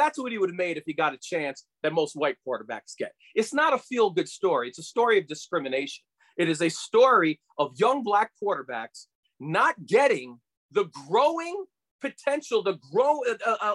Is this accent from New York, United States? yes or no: yes; New York City, New York, United States; I grew up in New York City.